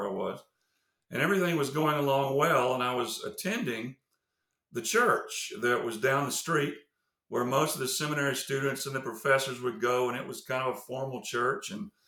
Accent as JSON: {"language": "English", "region": "the South", "country": "United States", "tie": "born or raised there", "also_born_or_lived": "Indonesia", "accent": "Southern", "moved": "as an adult", "said": "I grew up in the South, and you can probably tell by my accent that I'm Southern"}